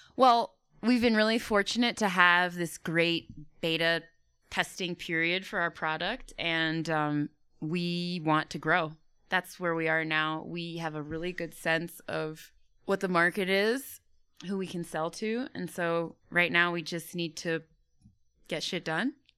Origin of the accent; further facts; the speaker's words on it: United States; moved away as an adult; also born or lived in Canada; being an American, working in Africa